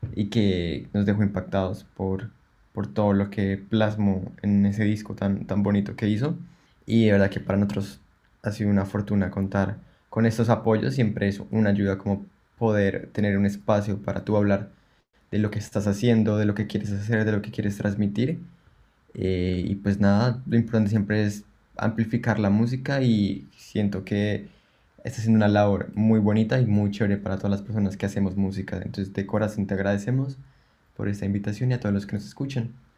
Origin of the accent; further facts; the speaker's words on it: Bogotá, Colombia; moved away as an adult; now in Melbourne, Australia; como colombianos